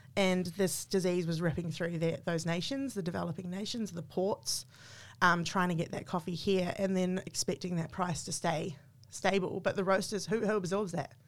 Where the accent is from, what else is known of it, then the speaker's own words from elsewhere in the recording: New Zealand; moved away as an adult; now in Australia; I'm a New Zealander. I just became an Australian citizen during the pandemic